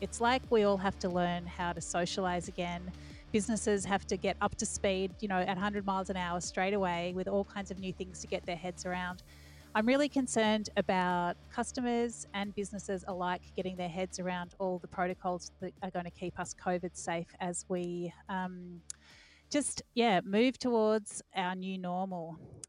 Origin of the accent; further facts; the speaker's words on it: Melbourne, Victoria, Australia; Today on Dirty Linen, we are sticking in my hometown of Melbourne because this is where it is all happening.